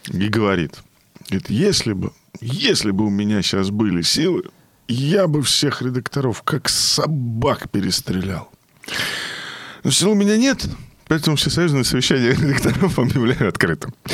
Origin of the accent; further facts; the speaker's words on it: Odesa, Odesa Oblast, Ukraine; Привет, мы из Одессы, здравствуйте.